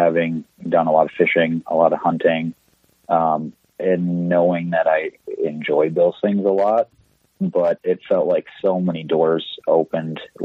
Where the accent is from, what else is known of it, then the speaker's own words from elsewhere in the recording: Minneapolis, Minnesota, United States; moved away as an adult; also born or lived in Duluth, Minnesota; now in Ely, United States; I am from the Twin Cities originally.